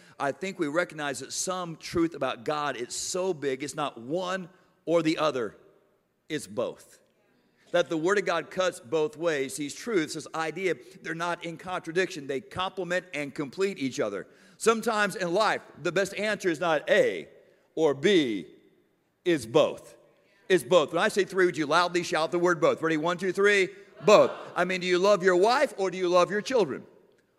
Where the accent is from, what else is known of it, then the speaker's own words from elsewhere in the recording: Miami, Florida, United States; I'm from South Florida, and man, we do hurricanes in Miami.